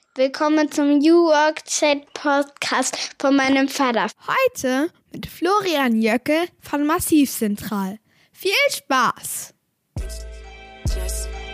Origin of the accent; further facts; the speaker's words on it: Rostock, Mecklenburg-Vorpommern, Germany; Ich bin ja hier in, in Rostock aufgewachsen, also genau die andere Ecke oben an der Ostsee